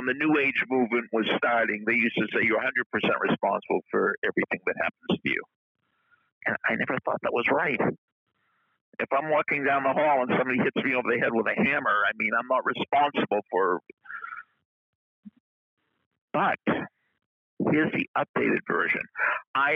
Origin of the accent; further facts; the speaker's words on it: New England, United States; we're both from New England